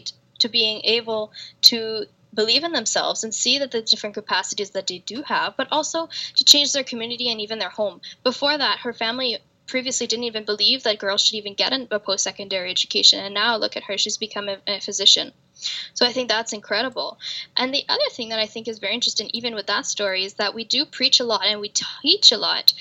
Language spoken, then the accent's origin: English; Canada; I'm a Canadian woman